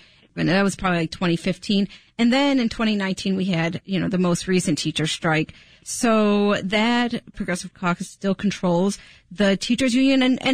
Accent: Chicago, Illinois, United States; when I was growing up in Chicago.

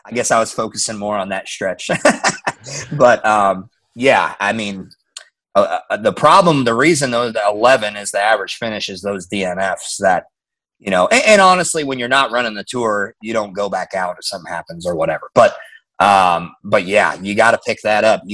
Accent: Omaha, Nebraska, United States; moved away; I grew up in Omaha, Nebraska.

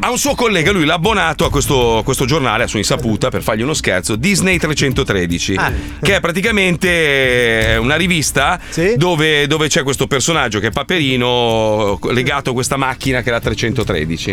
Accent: Milan, Lombardy, Italy; sono nato a Milano

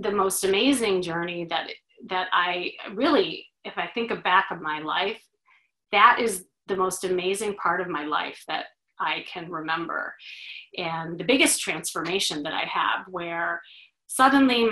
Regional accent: Chicago, Illinois, United States; now in Los Angeles, United States; I'm originally from Chicago

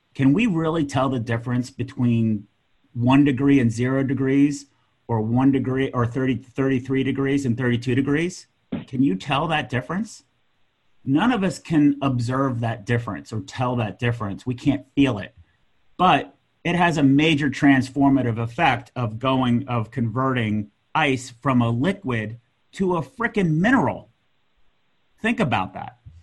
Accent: United States; I'm American.

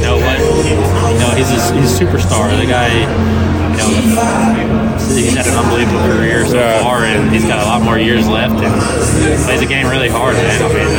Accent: Baton Rouge, Louisiana, United States; Yeah, I'm from Baton Rouge in Louisiana.

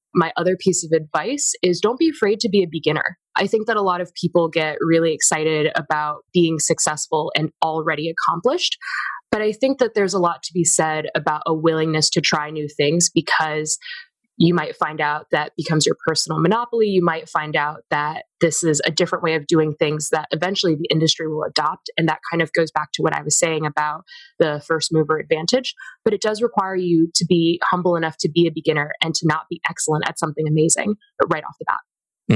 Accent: Virginia, United States; the communities that I was a part of in my time growing up in Virginia

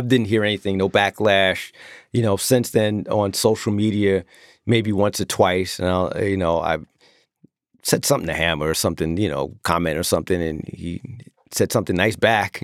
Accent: Long Island, New York, United States; I'm the corny D J from Long Island

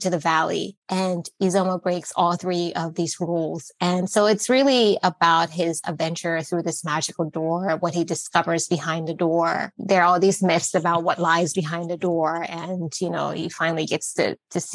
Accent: Liberia; also born or lived in Netherlands; now in United States; growing up in Liberia

